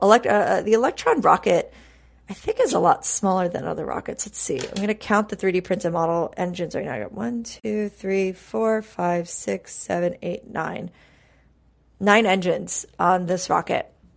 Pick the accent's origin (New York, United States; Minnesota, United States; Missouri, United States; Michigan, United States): New York, United States; now in Texas, United States; growing up in New York